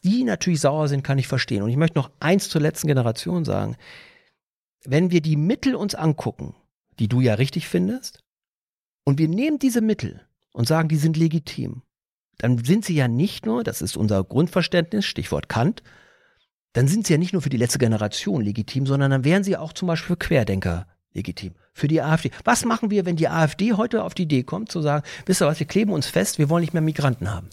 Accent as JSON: {"language": "German", "town": "Bielefeld", "region": "North Rhine-Westphalia", "country": "Germany", "moved": "yes", "lives_now": "Tegernsee Valley, Germany", "said": "wenn ich sage, wo ich herkomme und sage, gibt's Bielefeld noch"}